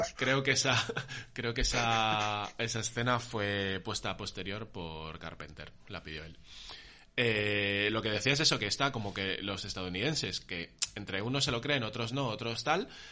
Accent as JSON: {"language": "Spanish", "town": "Móstoles", "region": "Community of Madrid", "country": "Spain", "tie": "born or raised there", "said": "mi infancia, tío, en Móstoles"}